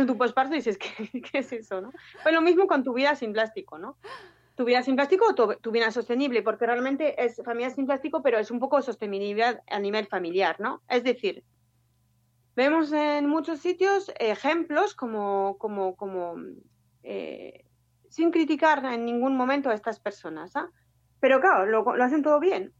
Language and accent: Spanish; France; moved away as an adult; now in Bilbao, Spain; soy francesa, pero llevo ya casi 15 años, 14 años